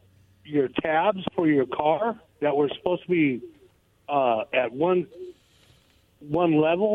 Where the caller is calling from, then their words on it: Goldendale, Washington, United States; I'm calling from Goldendale.